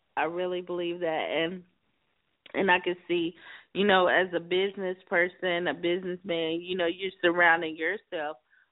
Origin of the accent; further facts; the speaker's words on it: South Carolina, United States; now in California, United States; I'm a Carolina girl, too. I'm originally from South Carolina